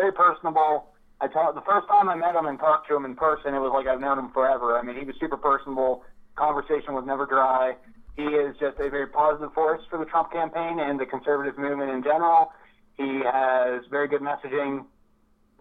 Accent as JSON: {"language": "English", "town": "Altoona", "region": "Pennsylvania", "country": "United States", "tie": "born or raised there", "said": "My hometown of Altoona"}